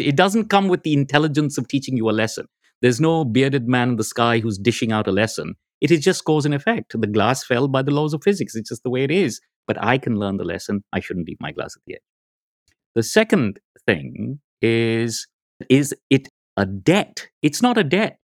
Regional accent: India; I'm from India

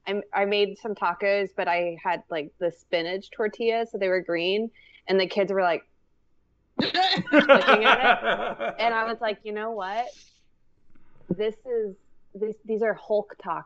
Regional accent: Louisiana, United States; now in San Antonio, United States; I didn't try guacamole until I moved to Texas because they had it. Like, so I'm from Louisiana.

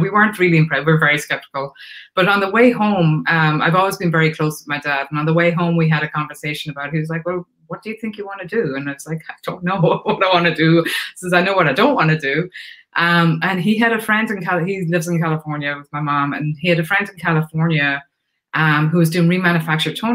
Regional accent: Ireland; moved away as an adult; now in United States; I'm Irish. So I came from Ireland. I came over here in 1989

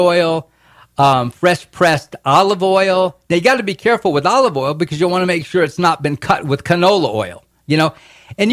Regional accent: Florida, United States; now in Boston, United States; I grew up in Florida

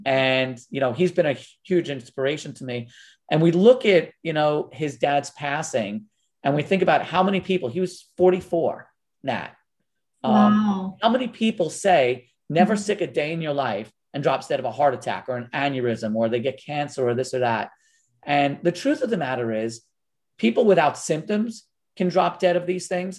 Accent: Long Island, New York, United States; growing up on Long Island, New York

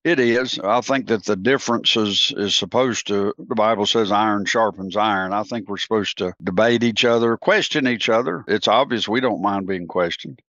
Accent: United States; I'm an American

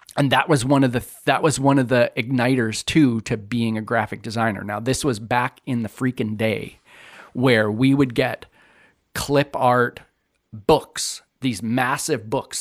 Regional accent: The Pas, Manitoba, Canada; I grew up in the Paw

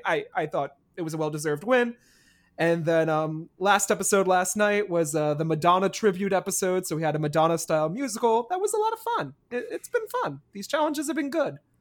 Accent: New Jersey, United States; I'm from New Jersey, and when it, I come from a state that's probably just as hated as Florida

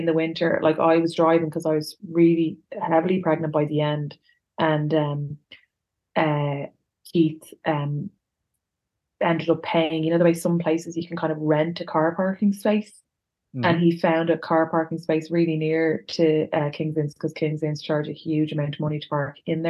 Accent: Dublin, Leinster, Ireland; I'm grew up in Dublin and I've been going out nights out in Dublin for my whole adult life

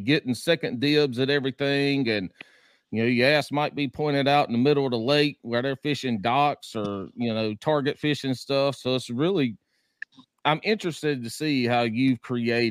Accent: the South, United States; my experience growing up in the South and in the country.

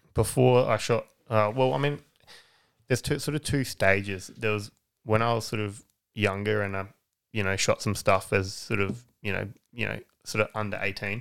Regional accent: Aldgate, South Australia, Australia; also born or lived in Bridgewater; Adelaide Hills. Grew up in Aldgate.

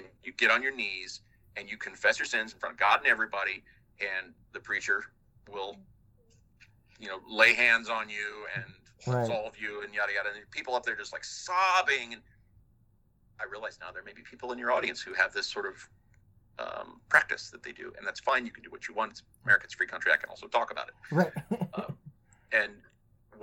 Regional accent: Midwest, United States; growing up in just growing up in the Midwest.

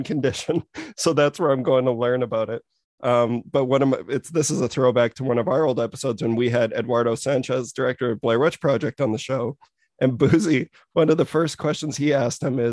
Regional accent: Saskatoon, Saskatchewan, Canada; we're both from Saskatoon, Saskatchewan

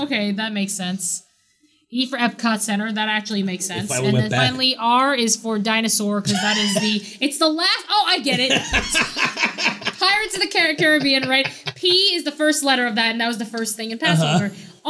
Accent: New York, United States; we don't have licenses because we're from New York.

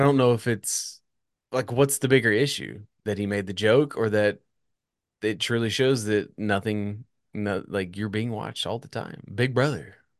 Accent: United States; as an American

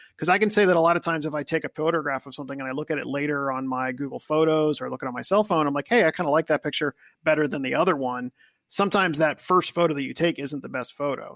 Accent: Wilmington, Delaware, United States; also born or lived in Columbus, Ohio; I grew up in Wilmington, Delaware. Uh, I was born in Columbus, Ohio, but I've lived in I lived in Delaware since I was two years old.

